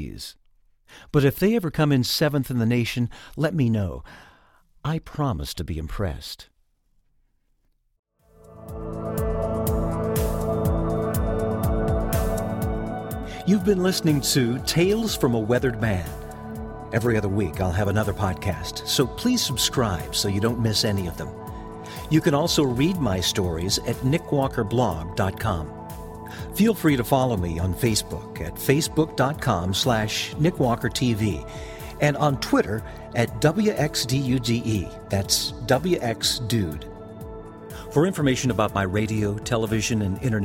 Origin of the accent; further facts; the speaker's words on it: Georgia, United States; my home state of Georgia